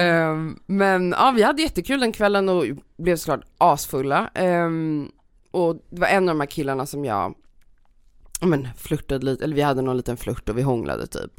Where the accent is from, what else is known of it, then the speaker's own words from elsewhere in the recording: Stockholm, Stockholm County, Sweden; jag är uppväxt i Stockholm